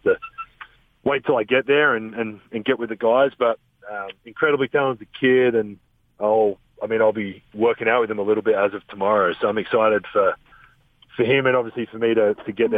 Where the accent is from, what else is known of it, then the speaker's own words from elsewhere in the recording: Adelaide, South Australia, Australia; now in Salt Lake City, United States; the Adelaide 36ers, which is my hometown, so I know a lot of people around that organization, and obviously my family still lives there